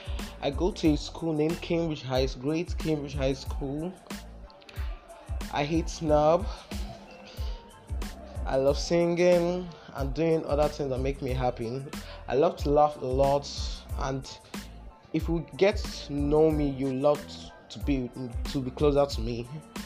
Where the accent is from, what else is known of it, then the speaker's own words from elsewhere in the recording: Nigeria; I'm from Nigeria. I'm 15 years old